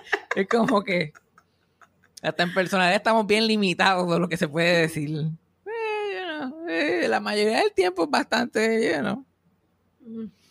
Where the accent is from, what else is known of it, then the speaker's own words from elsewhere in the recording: Mayagüez, Puerto Rico; mi pueblo de Mayagüez